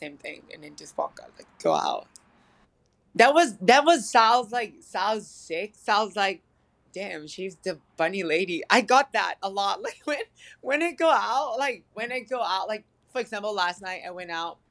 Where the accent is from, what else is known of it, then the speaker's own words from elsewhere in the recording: Thailand; now in Los Angeles, United States; I'm originally from Thailand